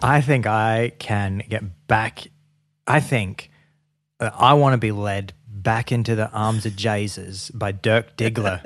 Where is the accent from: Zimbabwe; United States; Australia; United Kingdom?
Australia; growing up in Australia